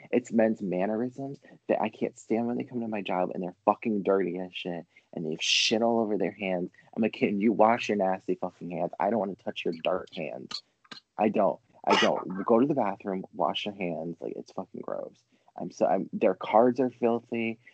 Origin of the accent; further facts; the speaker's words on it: Rhode Island, United States; I'm from Rhode Island. Like, so I just live in the fucking state of like beaches everywhere.